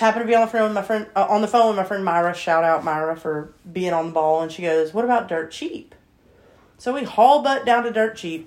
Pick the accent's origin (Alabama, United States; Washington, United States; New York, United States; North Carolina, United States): Alabama, United States; we're from Alabama